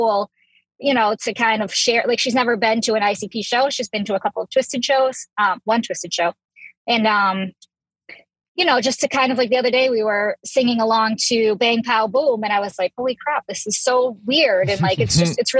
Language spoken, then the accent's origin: English; Massachusetts, United States; I'm from Massachusetts.